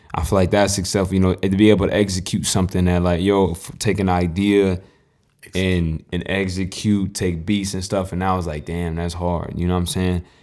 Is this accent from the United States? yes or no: yes; North Carolina, United States; I'm from North Carolina